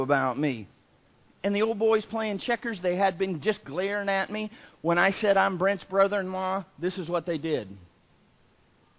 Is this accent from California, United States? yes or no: no; Florida, United States; I'm from Florida